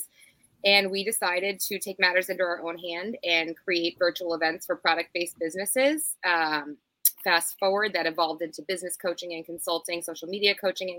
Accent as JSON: {"language": "English", "region": "the South", "country": "United States", "tie": "born or raised there", "also_born_or_lived": "New England", "moved": "as an adult", "said": "I grew up in the South"}